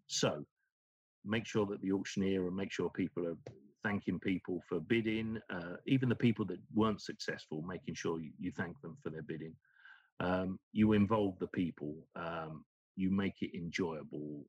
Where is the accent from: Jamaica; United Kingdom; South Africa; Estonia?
United Kingdom; moved away; is my home country in the UK